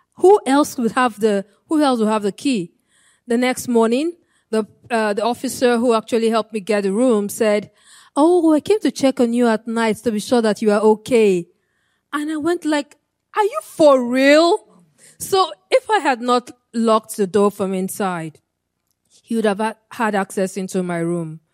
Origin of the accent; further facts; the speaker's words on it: Nigeria; moved away; I'm from Nigeria. And my home state in Nigeria